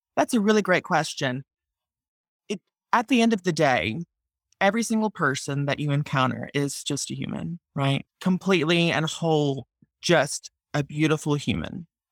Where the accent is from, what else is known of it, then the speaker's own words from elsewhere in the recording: Mississippi, United States; I'm from Mississippi